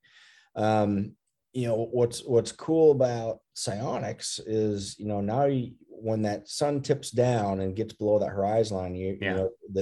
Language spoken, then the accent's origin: English; Minnesota, United States; growing up in Minnesota with our cabin north of Brainerd